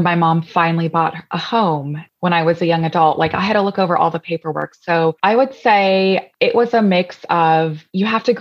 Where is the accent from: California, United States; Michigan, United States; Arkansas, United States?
California, United States; Southern; moved away; also born or lived in Sacramento, California; I was born in Sacramento, California. And most of my childhood was spent in Southern California.